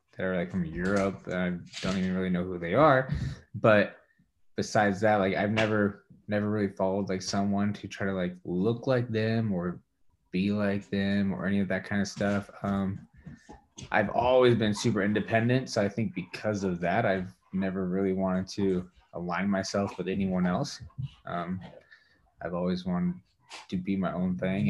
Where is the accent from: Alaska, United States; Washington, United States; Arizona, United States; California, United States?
Washington, United States; Walla Walla; moved away as an adult; also born or lived in Spokane, Washington / Colorado; now in Richland, United States; back to my hometown Walla Walla